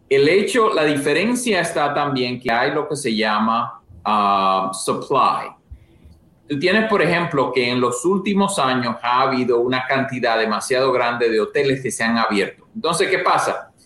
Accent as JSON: {"language": "Spanish", "region": "La Vega", "country": "Dominican Republic", "also_born_or_lived": "Santo Domingo, Dominican Republic / New Haven, Connecticut / Boston", "moved": "as an adult", "lives_now": "United States", "said": "yo soy de realmente de República Dominicana, de La Vega"}